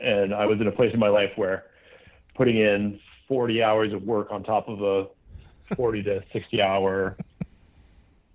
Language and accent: English; Minneapolis, Minnesota, United States; now in Seattle, United States; living in like the rock and roll mecca of Seattle, you know, growing up in Minneapolis